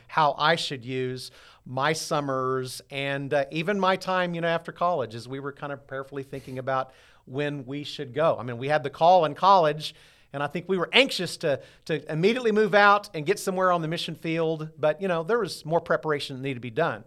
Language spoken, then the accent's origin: English; Southwest Missouri, United States; also born or lived in Dallas; I grew up here in Southwest Missouri